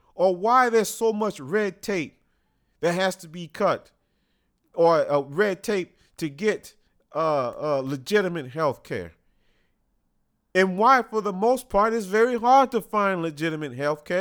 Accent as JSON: {"language": "English", "country": "United States"}